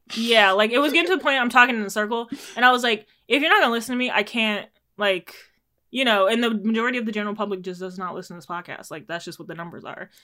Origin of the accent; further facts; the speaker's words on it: Jamaica; as a Jamaican